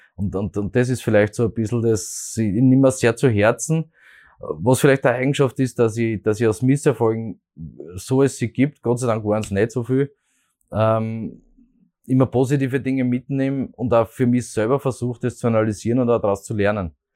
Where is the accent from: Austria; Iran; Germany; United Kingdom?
Austria; Graz, Styria; ich bin ein Grazer, bin mit Leidenschaft Grazer